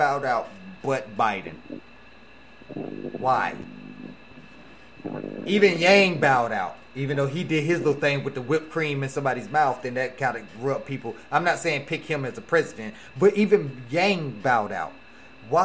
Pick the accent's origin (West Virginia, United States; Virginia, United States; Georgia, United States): Georgia, United States; Atlanta; I'm from Atlanta